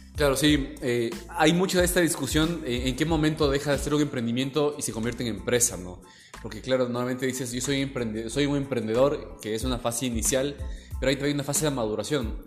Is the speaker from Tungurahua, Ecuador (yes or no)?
yes; Baños, Tungurahua, Ecuador; también soy de Baños